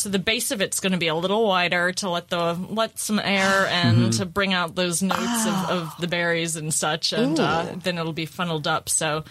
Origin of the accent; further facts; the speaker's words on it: Missouri, United States; This is going to be wine from Missouri, guys. <that we're> drinking. My home state.